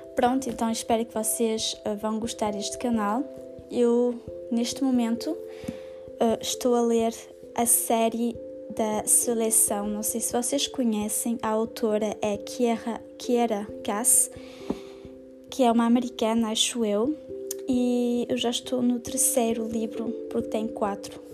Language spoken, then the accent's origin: Portuguese; Portugal; now in near Paris, France; eu vivo em França e sou portuguesa